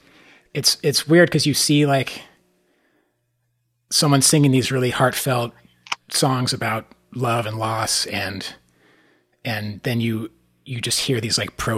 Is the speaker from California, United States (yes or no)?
yes; Santa Barbara, California, United States; I grew up in Santa Barbara, which if you're not familiar, it's this, beach town